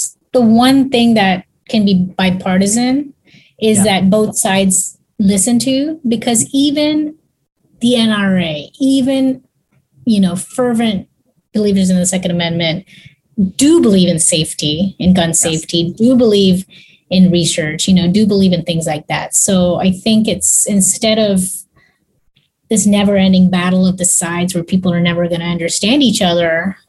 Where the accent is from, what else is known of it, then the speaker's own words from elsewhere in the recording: Texas, United States; I'm from Texas. There would be no support for what I was doing if I was super political about it.